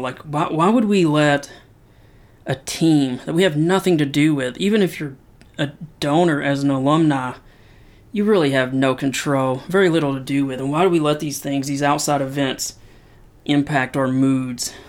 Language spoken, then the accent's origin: English; Knoxville, Tennessee, United States; I'm from Knoxville, Tennessee, and you can't be from Knoxville, Tennessee and not be a huge Tennessee Vol fan.